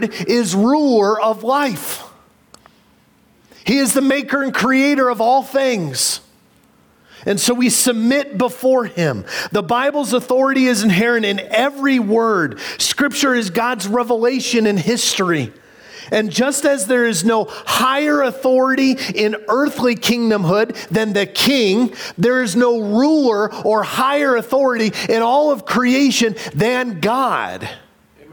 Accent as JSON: {"language": "English", "region": "Illinois", "country": "United States", "tie": "born or raised there", "moved": "yes", "said": "a kid growing up in Illinois"}